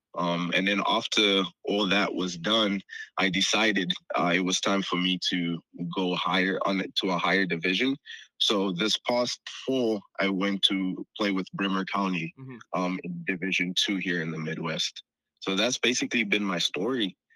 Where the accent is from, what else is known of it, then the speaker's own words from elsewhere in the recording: South Africa; also born or lived in Congo; I was born in Congo, but I was raised in South Africa